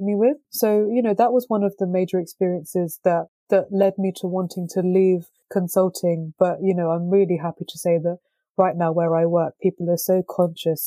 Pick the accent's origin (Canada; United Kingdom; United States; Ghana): United Kingdom; London; I was born and brought up in London